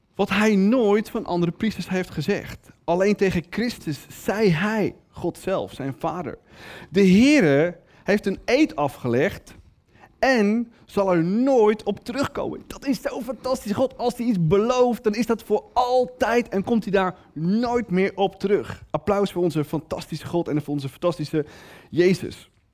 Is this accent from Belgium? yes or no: no; Netherlands; als Nederlander